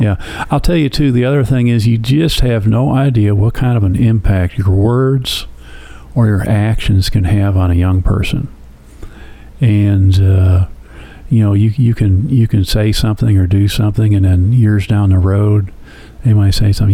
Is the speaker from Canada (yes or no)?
no; Flint, Michigan, United States; I was born in, it's not a joke, Flint, Michigan.